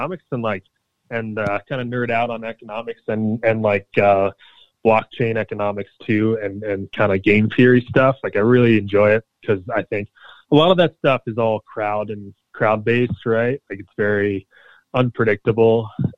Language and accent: English; Pennsylvania, United States; I'm from Pennsylvania